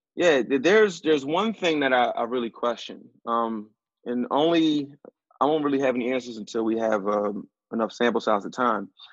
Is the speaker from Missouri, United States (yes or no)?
no; Philadelphia, Pennsylvania, United States; growing up in West, it's it's all black